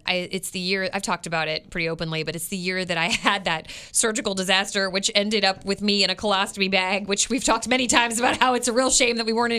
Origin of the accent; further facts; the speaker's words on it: Florida, United States; When I moved here, I came from Florida where we had hurricanes.